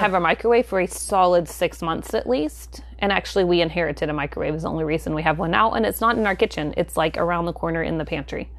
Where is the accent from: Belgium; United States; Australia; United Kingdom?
United States; the South; we live in the South, I feel like when you say tea, most people think of iced tea here